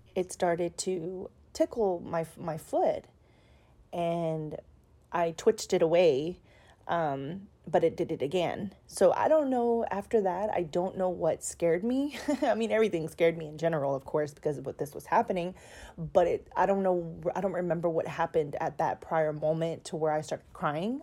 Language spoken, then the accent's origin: English; Houston, Texas, United States; I'm from Houston, Texas